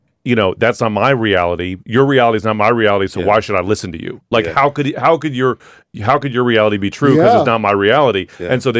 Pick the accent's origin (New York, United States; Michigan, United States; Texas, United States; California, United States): California, United States; San Francisco; growing up in San Francisco, there were lots of gay people around.